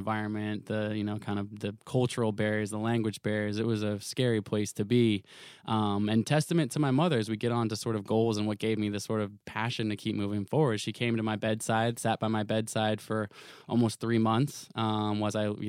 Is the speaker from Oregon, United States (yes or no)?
yes; Portland, Oregon, United States; I grew up in Portland, Oregon.